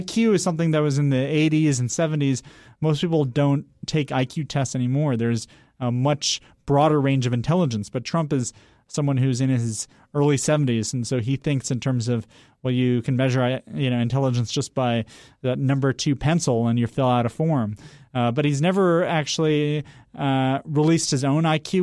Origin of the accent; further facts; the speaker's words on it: the Berkshires, Western Massachusetts, United States; moved away; I grew up in a town of seven thousand people